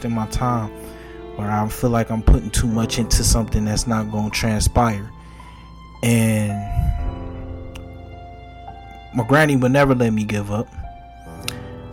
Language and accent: English; Detroit, Michigan, United States; I'm gonna be from Detroit